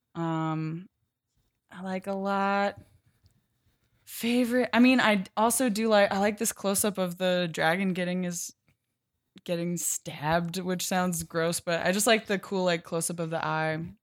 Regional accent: Pennsylvania, United States; I'm from Pennsylvania

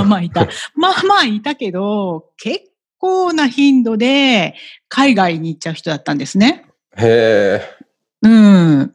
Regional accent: Tokyo, Japan; also born or lived in Shinagawa, Tokyo; 世田谷区で育ちました

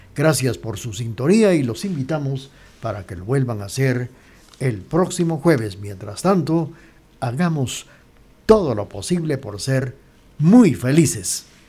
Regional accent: Guatemala; also born or lived in Quetzaltenango

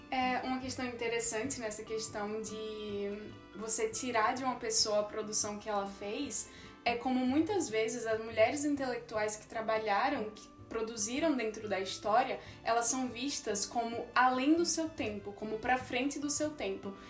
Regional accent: Maceió, Alagoas, Brazil; moved away; also born or lived in Campinas; sou de Maceió, Alagoas

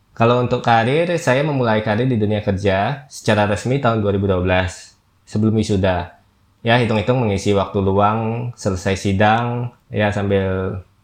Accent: Jambi, Indonesia; moved away; also born or lived in Jakarta; Saya berasal dari Jambi

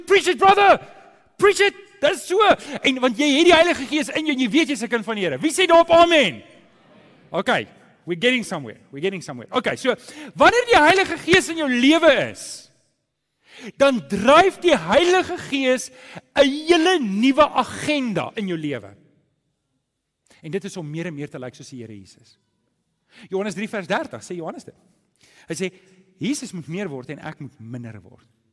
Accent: South Africa; ons Afrikaners

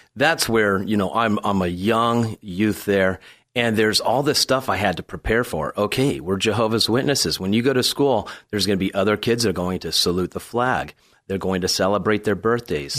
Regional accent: San Diego, California, United States; I was born and raised here in San Diego.

